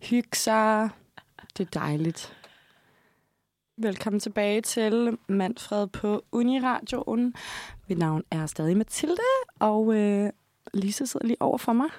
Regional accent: Odder, Central Denmark Region, Denmark; moved away; jeg er fra Odsad

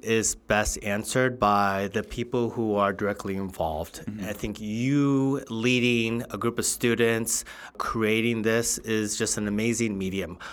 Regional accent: Southern California, United States; also born or lived in Covina, California / Los Angeles, California; I grew up in Southern California

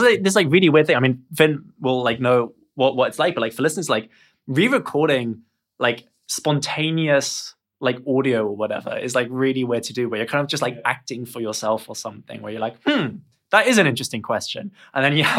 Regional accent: Germany; I'm actually from Germany, so I can do hello.

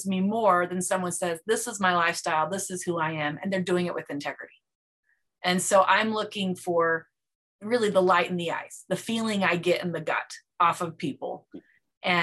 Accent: Provo, Utah, United States; I grew up in Provo, Utah

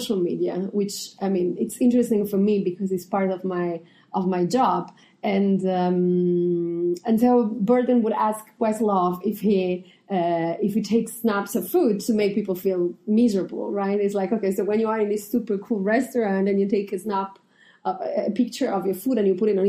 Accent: Italy; moved away; I come from Italy

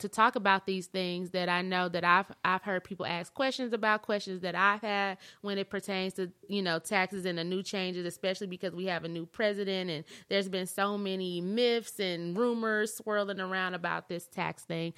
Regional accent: Flint, Michigan, United States; now in Texas, United States; We're from Flint

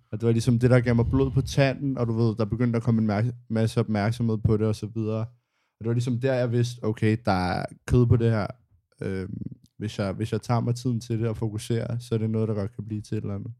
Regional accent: Copenhagen, Capital Region of Denmark, Denmark; jeg har gået i skole i Indre

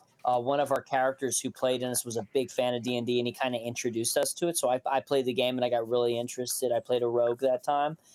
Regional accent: Suffolk, Virginia, United States; moved away; also born or lived in Chicago; growing up in Suffolk, Virginia

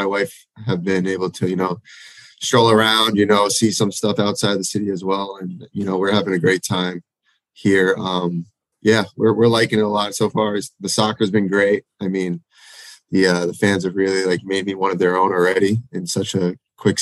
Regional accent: Massapequa, New York, United States; My hometown. Oh, yeah. So it's actually called Massapequa

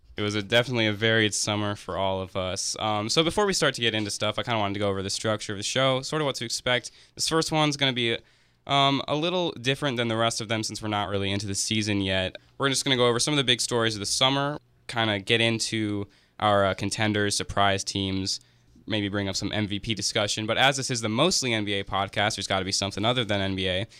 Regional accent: Cleveland, Ohio, United States; I'm from Cleveland, Ohio

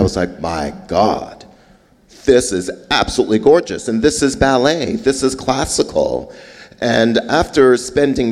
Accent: Montreal, Quebec, Canada; also born or lived in Trinidad; now in Memphis, United States; growing up in Montreal, I had a hard time basically assimilating, communicating

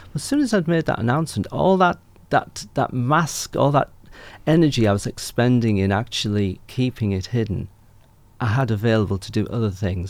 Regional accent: Yorkshire and the Humber, United Kingdom; moved away as an adult; also born or lived in Lancashire / Northumberland / Ireland (family background); now in Ipswich, Australia; I'm from North Yorkshire, where they all talk a bit like this

